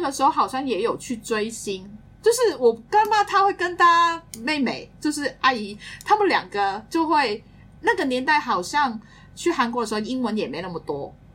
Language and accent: Chinese; Hong Kong; 我们是香港来的朋友啦